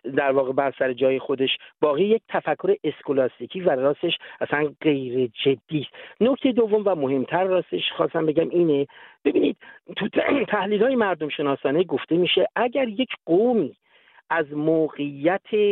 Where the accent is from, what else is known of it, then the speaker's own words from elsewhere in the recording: Iran; now in Sweden; همه هم ما تو ایران به دنیا آمدیم